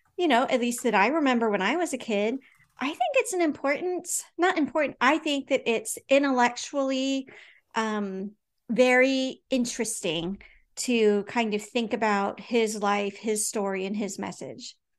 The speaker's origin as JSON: {"language": "English", "country": "United States", "said": "we have this interesting kind of history as American Christians"}